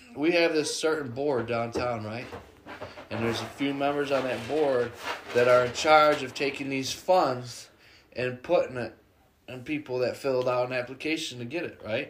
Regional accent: Jamestown, New York, United States; I'm born and raised in Jamestown, and we've had fucked up big winters

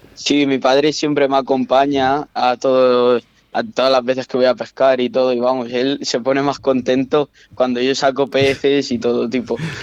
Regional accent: Teruel, Aragon, Spain; yo soy de Teruel

